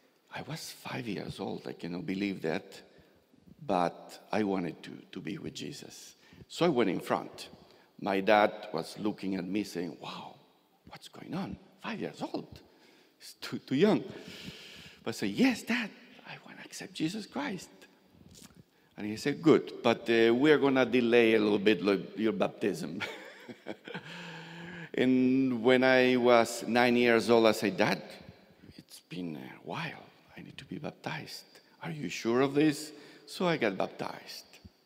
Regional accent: Argentina; born there; Well, although my parents were Russian and Ukrainian, I was born in Argentina.

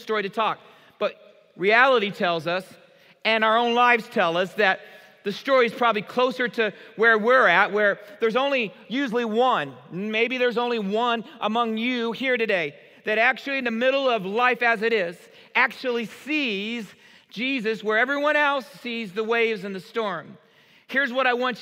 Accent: Marion, United States; growing up in Marion

